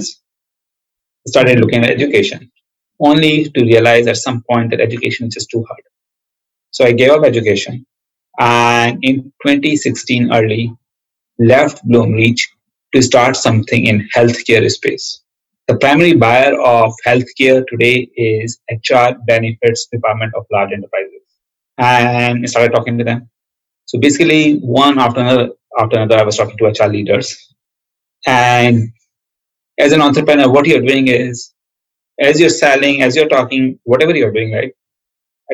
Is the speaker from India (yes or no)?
yes; India; moved away as an adult; also born or lived in Illinois, United States / Silicon Valley, United States; now in United States; I grew up in India, near New Delhi in a small town.